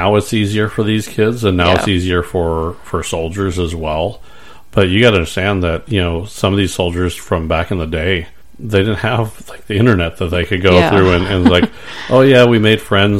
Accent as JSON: {"language": "English", "town": "San Diego", "region": "California", "country": "United States", "tie": "born or raised there", "said": "I grew up in San Diego."}